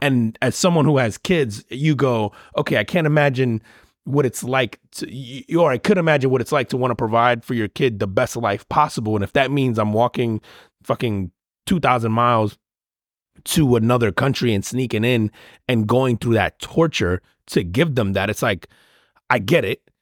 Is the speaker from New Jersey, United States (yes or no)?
yes; New Jersey, United States; moved away; I grew up in Jersey